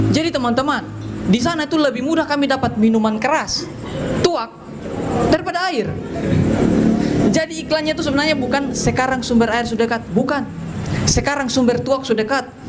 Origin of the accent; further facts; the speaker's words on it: Soe, East Nusa Tenggara, Indonesia; saya ini dari Kota Soe, N T T.